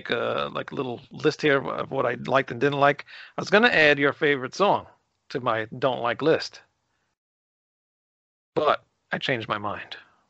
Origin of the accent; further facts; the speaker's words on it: New York, United States; I'm from New York.